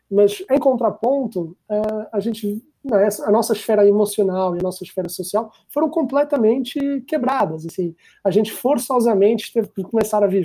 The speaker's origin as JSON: {"language": "Portuguese", "country": "Portugal", "said": "é, sou português"}